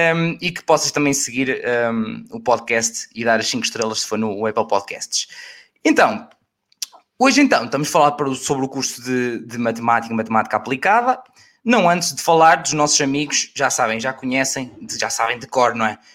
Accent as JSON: {"language": "Portuguese", "region": "Aveiro District", "country": "Portugal", "tie": "born or raised there", "said": "perto da minha terra, que é Oliveira das Mães"}